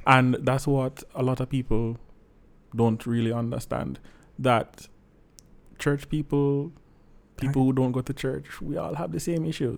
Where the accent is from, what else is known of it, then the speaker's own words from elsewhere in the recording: Saint Andrew, Jamaica; I'm from the lovely parish of Saint Andrew